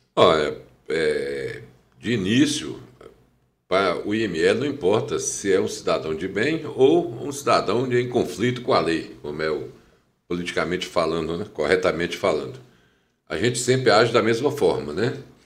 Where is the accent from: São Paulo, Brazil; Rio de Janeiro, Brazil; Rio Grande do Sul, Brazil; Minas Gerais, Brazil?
Minas Gerais, Brazil; Teófilo Otoni; also born or lived in Juiz de Fora; eu nasci aqui em Teoflotone, né? Em 1 de outubro. Fui criado aqui